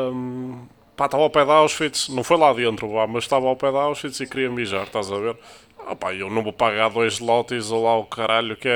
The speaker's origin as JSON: {"language": "Portuguese", "town": "Porto", "region": "Norte", "country": "Portugal", "said": "eu sou do Porto."}